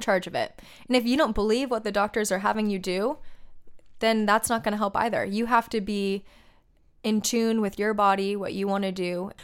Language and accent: English; Laguna Beach, California, United States; I grew up in Laguna Beach